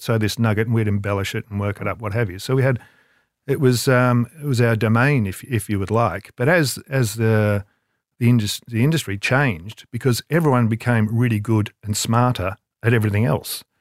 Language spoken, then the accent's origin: English; Melbourne, Victoria, Australia; moved away; in Melbourne, I'd grew up in Melbourne